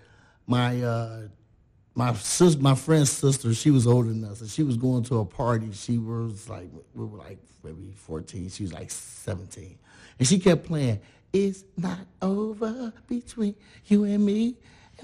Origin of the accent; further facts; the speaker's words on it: Chicago, Illinois, United States; moved away as an adult; now in Belleville, Illinois, United States; from Chicago